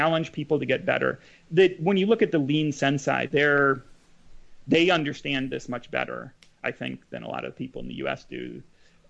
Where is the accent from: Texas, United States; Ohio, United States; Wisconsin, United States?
Wisconsin, United States; Madison; I grew up in Madison again, son of a professor